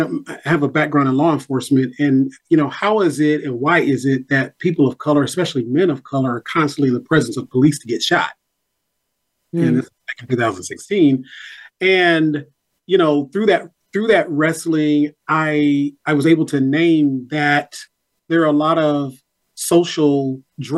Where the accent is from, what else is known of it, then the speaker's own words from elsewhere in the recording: Nashville, Tennessee, United States; my own life growing up in North Nashville